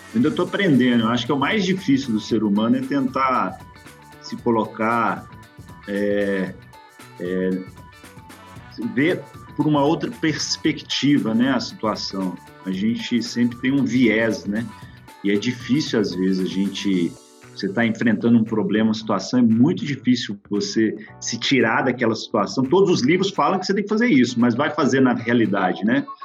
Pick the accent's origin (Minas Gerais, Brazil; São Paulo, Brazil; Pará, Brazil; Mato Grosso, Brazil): Minas Gerais, Brazil; Belo Horizonte; moved away as an adult; also born or lived in Betim; now in Belgium; Sou originalmente de Belo Horizonte, mas morei um bom tempo em Betim